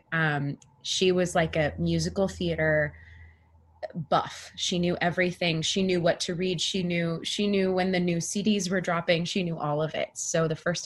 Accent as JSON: {"language": "English", "town": "Turlock", "region": "California", "country": "United States", "tie": "born or raised there", "said": "I'm from Northern California. There was Turlock Youth Performing Arts"}